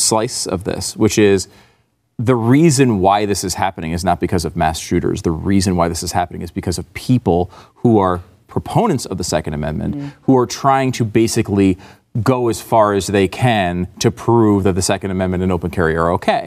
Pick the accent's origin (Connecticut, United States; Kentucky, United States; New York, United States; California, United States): Connecticut, United States; what I grew up with in Connecticut